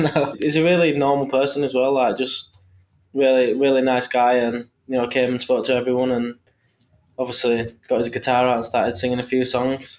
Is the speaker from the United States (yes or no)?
no; Leeds, Yorkshire and the Humber, United Kingdom; I'm from Leeds